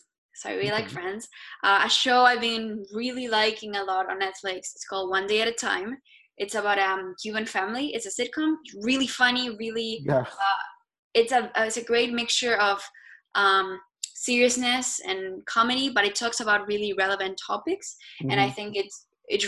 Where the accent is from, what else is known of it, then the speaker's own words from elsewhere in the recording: Argentina; now in United States; If you can tell by this accent, I'm Hispanic, I'm from Argentina, but now I've been living in the US for 5 years